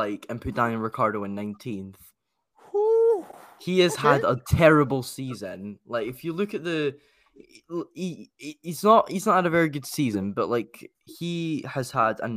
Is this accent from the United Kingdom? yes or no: yes; Dundee, Scotland, United Kingdom; I was born in Dundee